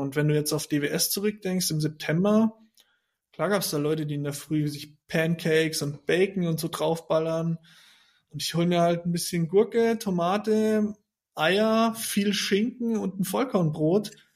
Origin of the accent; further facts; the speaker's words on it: Germany; moved away as an adult; da zu bleiben, wo ich herkomme